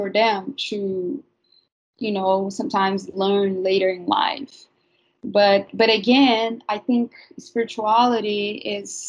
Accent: Brazil; moved away; I'm from Brazil, and I grew up among spiritual healers

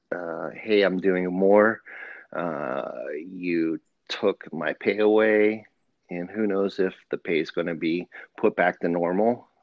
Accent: United States; also born or lived in Pennsylvania / Ohio; I grew up in Pennsylvania and Ohio

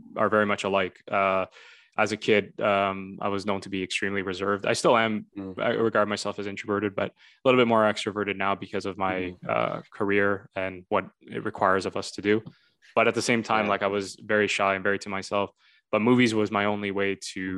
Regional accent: Vaughan, Ontario, Canada; I was from Toronto. Well, technically Vaughan.

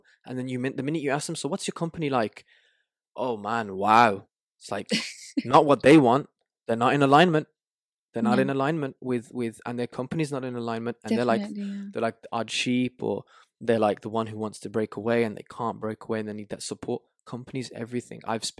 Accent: Tangier, Tanger-Tetouan-Al Hoceima, Morocco; Oh, wow. That's where I'm from. That's where my mom's from.

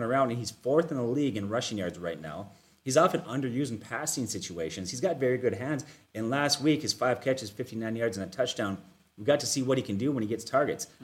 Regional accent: Minnesota, United States; We're from Minnesota

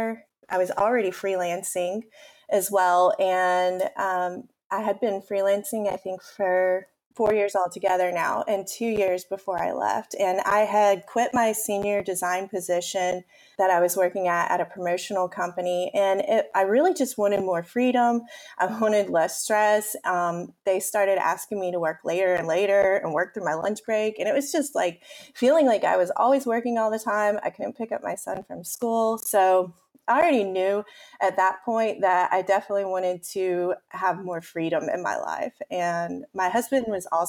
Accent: Spartanburg, South Carolina, United States; moved away as an adult; now in Prague, Czech Republic; I'm from South Carolina, a city called Spartanburg. It's in the Spartanburg-Greenville upstate area, and I've pretty much lived there my entire life

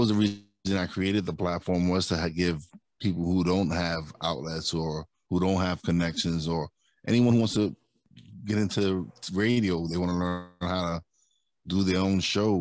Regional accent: New York City, New York, United States; now in Pocono Mountains, United States; I'm originally from Brooklyn, but I live in Pocono Mountains in Pennsylvania now

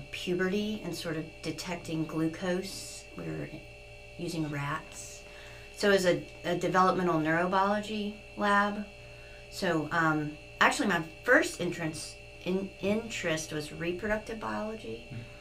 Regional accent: Memphis, Tennessee, United States; I grew up in Memphis, Tennessee

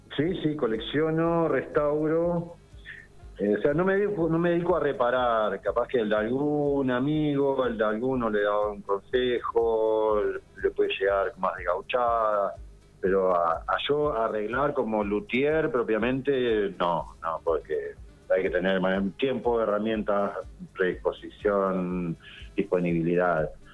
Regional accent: Isla Paulino, Buenos Aires, Argentina; moved away as an adult; now in Carhué, Argentina; yo soy de, de Isla Paulino, de la costa oeste del Río de la Plata

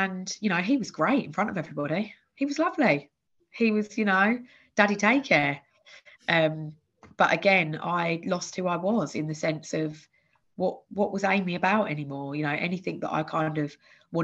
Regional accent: Bedfordshire, East of England, United Kingdom; born or raised there; moved away as an adult; also born or lived in Essex

